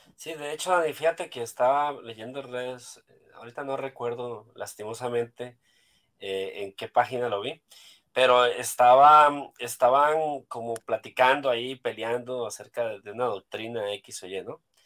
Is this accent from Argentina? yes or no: no; Costa Rica; now in Culiacán, Mexico; soy costarricense también. Solo que a diferencia de, de Dani, yo soy, yo vivo en México